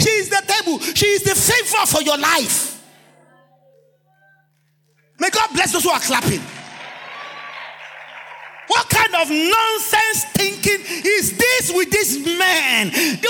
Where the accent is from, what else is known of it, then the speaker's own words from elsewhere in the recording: Nigeria; When you lock your mind to, I am Nigerian, I am black man, I am Nigerian, I'm black man, I'm Nigerian, I'm black man